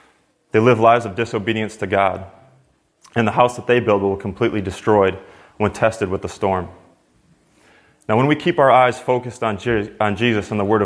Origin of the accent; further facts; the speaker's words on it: Wisconsin, United States; now in Oakland, United States; So as Austin said … I come from Wisconsin, but I left my family back in Oakland.